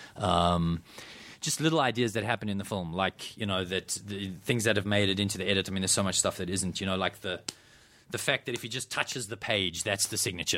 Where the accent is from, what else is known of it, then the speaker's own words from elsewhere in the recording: South Africa; I grew up in South Africa